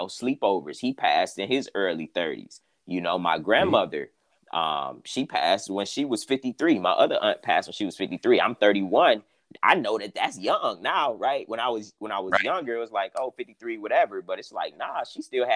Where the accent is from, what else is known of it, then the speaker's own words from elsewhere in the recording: Cleveland, Ohio, United States; I'm originally from Cleveland, Ohio